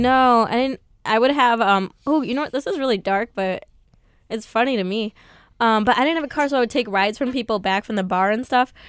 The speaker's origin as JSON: {"language": "English", "town": "Mundelein", "region": "Illinois", "country": "United States", "tie": "born or raised there", "moved": "as an adult", "lives_now": "New York, United States", "said": "I grew up in Mundelein, Illinois, very small town"}